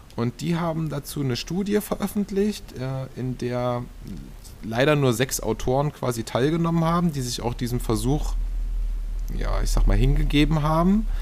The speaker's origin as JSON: {"language": "German", "region": "Saxony-Anhalt", "country": "Germany", "said": "hier bei uns in Sachsen-Anhalt"}